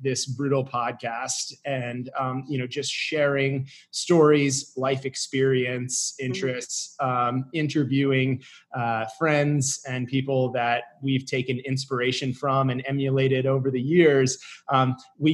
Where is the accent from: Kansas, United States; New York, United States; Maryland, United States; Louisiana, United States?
Maryland, United States; Severna Park; also born or lived in Westminster, Maryland; I grew up in Severna Park, Maryland, sort of a suburb of Annapolis, Maryland, until I was 12 years old